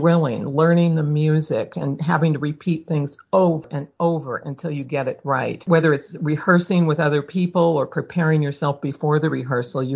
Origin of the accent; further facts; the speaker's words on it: Omaha, Nebraska, United States; moved away as an adult; also born or lived in St. Louis, Missouri; now in Catskills, United States; I was born in Omaha, went from there to college in St. Louis at Washington University. But while I was growing up, my mother played the piano a lot